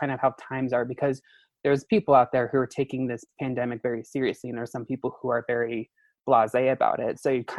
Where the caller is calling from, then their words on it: Denver, Colorado, United States; So right now I'm in Denver, Colorado.